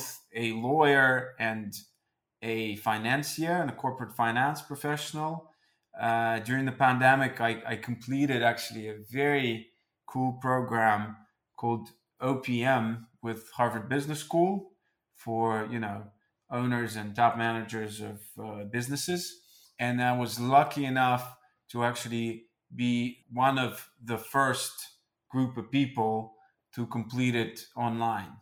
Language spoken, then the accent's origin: English; Moscow, Russia; also born or lived in London / New York; I am Russian, born and raised in Moscow